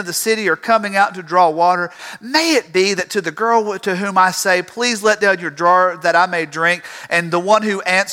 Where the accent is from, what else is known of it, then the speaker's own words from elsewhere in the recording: Tifton, Georgia, United States; now in Fairburn, United States; I grew up in Tifton, Georgia.